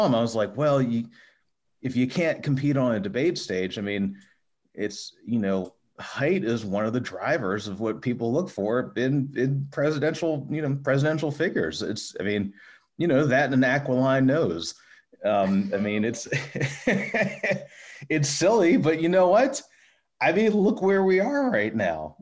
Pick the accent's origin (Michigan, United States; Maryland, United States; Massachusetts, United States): Maryland, United States; Towson; I'm actually from Maryland. I'm from just north of Baltimore. I graduated, oh boy, when I graduated high school, 2000. So like, I graduated Towson High 2000